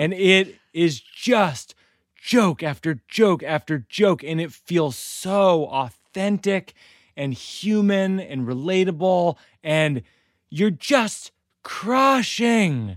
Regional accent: Massachusetts, United States; I grew up in Massachusetts

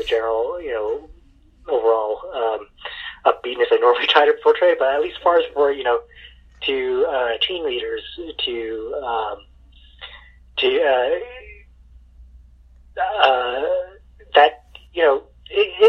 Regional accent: East Coast, United States; moved away; also born or lived in San Francisco Bay Area; I grew up in the East Coast, I call it bubble tea

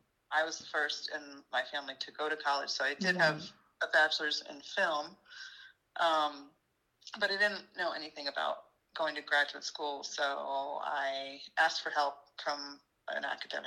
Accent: Washington, District of Columbia, United States; moved away as an adult; also born or lived in Los Angeles; now in Wilmington, United States; I was living in LA at the time. I'd been there about 10 years. I'm originally from the East Coast, from Washington, D.C.

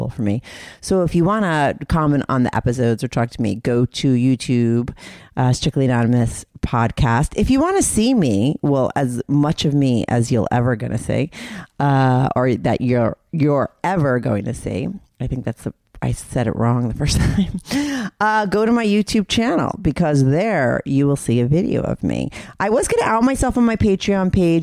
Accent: New York City, New York, United States; being quarantined in New York City for me as a New Yorker

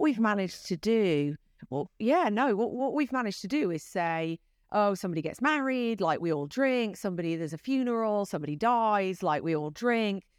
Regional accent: United Kingdom; accent: British; moved away as an adult; now in United States; my British accent

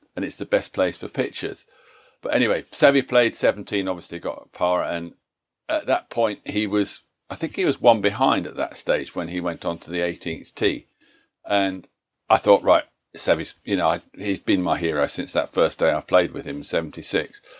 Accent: Leicester, East Midlands, United Kingdom; That's my hometown, Leicester in England

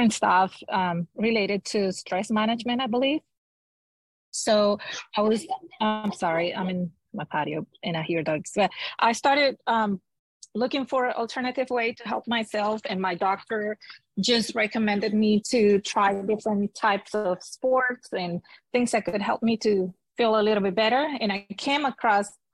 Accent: Venezuela; moved away as an adult; now in Houston, United States; I was born and raised in Venezuela, South America

